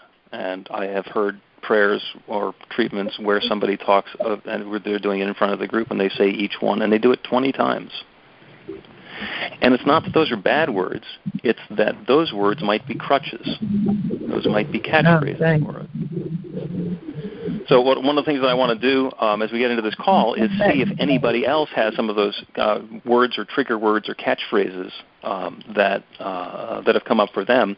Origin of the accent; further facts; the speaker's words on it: New Jersey, United States; I grew up in North Jersey